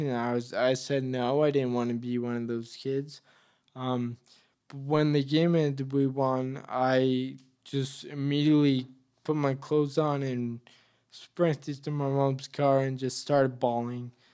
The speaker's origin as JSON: {"language": "English", "town": "Leominster", "region": "Massachusetts", "country": "United States", "tie": "born or raised there", "said": "I was born and raised in Leominster."}